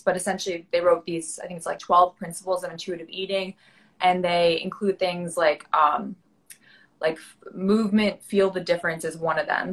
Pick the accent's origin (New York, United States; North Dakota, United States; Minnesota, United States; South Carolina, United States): New York, United States; New York City; I'm from New York City. I born and raised, grew up here on the Upper West Side where I am right now